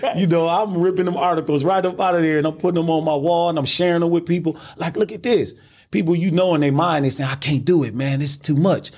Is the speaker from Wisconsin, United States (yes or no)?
yes; Milwaukee, Wisconsin, United States; I'm from Milwaukee, Wisconsin